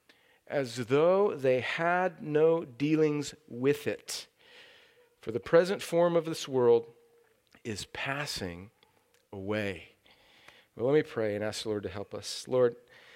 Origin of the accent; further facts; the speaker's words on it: California, United States; moved away; I've been in my home country of California. It is still part of the United States